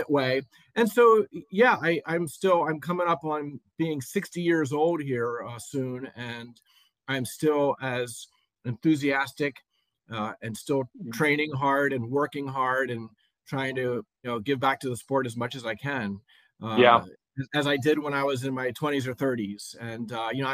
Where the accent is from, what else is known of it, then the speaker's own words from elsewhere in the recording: Lancaster, Pennsylvania, United States; I grew up in Lancaster, Pennsylvania, where I still live